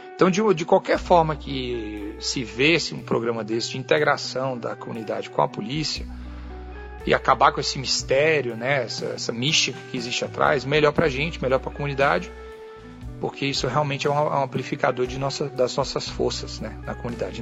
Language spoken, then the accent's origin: Portuguese; Brazil; also born or lived in California, United States; now in United States; eu posso até ter deixado o Brasil, mas o Brasil não deixou, não, não me deixou. Eu continuo sendo brasileiro.